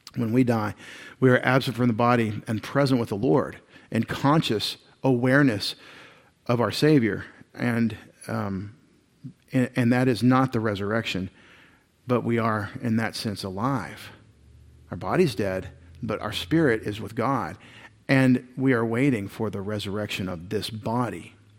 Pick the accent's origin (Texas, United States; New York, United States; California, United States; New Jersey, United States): Texas, United States; Longview; I grew up in Long View, Texas.